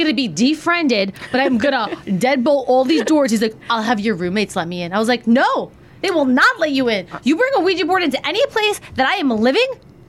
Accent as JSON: {"language": "English", "town": "Marlboro", "country": "United States", "tie": "born or raised there", "said": "where I grew up in Marlboro and stuff like that. I was just like people, I didn't have neighbors"}